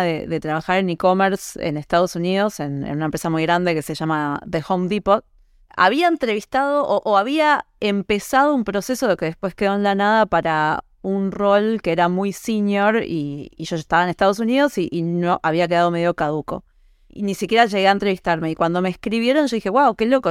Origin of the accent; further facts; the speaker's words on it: Uruguay; moved away as an adult; also born or lived in United States; yo soy uruguaya